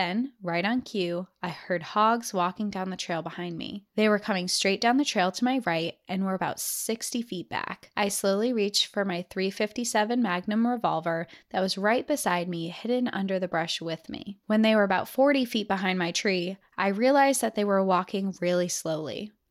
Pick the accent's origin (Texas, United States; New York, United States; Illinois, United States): Texas, United States; Austin; I'm your typical, overly prideful, lanky Texan who always wears a cowboy hat and boots. I'm from Austin, Texas